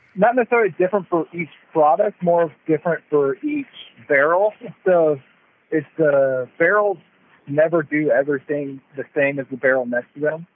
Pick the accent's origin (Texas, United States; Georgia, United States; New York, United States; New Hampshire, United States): Texas, United States; moved away as an adult; now in Eastern Oregon, United States; I'm actually from Texas. So uh, I'm a, a Texan, a little bit far away from home